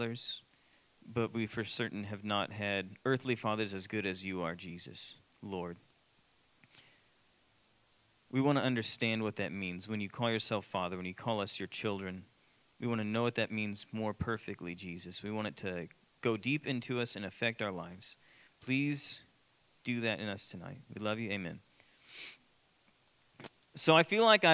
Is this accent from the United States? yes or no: yes; Austin, Texas, United States; I grew up in Austin.